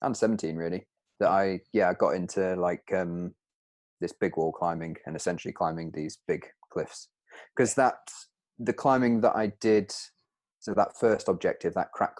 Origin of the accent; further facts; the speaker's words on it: Peak District, East Midlands, United Kingdom; I'm from the Peak District, where the rocks are 10 meters high, maybe